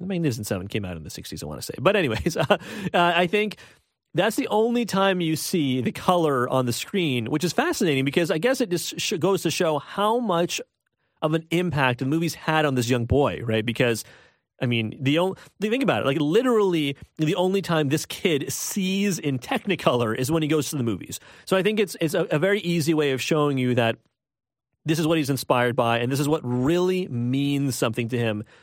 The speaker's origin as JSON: {"language": "English", "town": "Toronto", "region": "Ontario", "country": "Canada", "said": "I'm from Scarborough. I think it's important to say that right off the bat. I am from Scarborough."}